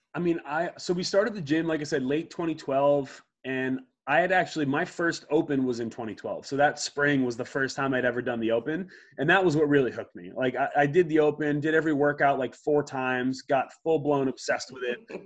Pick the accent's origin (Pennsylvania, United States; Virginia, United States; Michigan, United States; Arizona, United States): Pennsylvania, United States; Media; also born or lived in Lake Placid, New York; I grew up in Media, Pennsylvania